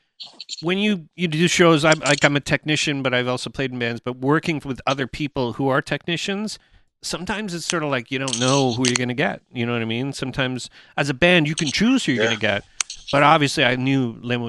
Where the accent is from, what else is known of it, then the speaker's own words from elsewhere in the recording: Canada; we're a band from Canada